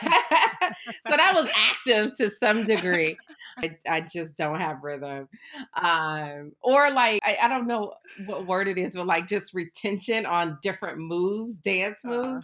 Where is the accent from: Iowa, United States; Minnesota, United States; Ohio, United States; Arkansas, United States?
Ohio, United States; Akron; moved away; also born or lived in Nashville / New York City; I grew up in Akron, Ohio